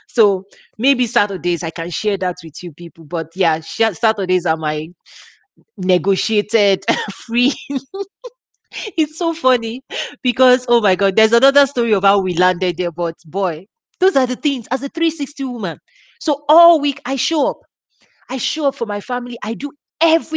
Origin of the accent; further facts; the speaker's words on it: Nigeria; moved away; I have very warm memories of growing up in Africa